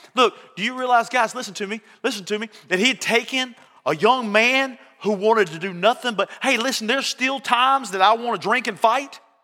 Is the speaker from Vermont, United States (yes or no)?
no; Barnesville, Georgia, United States; I was from Barnesville, Georgia.